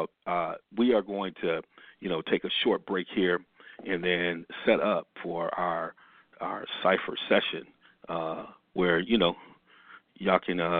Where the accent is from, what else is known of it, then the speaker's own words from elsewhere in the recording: Ann Arbor, Michigan, United States; I grew up in Ann Arbor, Michigan.